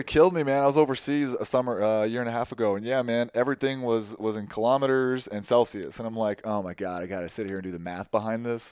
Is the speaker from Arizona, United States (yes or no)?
yes; Tucson, Arizona, United States; moved away as an adult; also born or lived in Waverly, Iowa; I grew up in Tucson, which is half, you know, half a million people